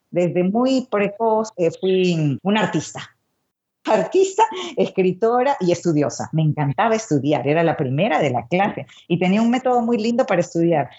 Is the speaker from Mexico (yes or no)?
no; Lima, Peru; also born or lived in Santiago de Cuba, Cuba; now in Miami, United States; Yo nací en Santiago de Cuba, de madre cubana y de padre peruano, pero al año de nacida, mi papá, Ciro Alegría, un famoso escritor considerado el primer clásico de la literatura peruana, decidió que nos mudábamos a Lima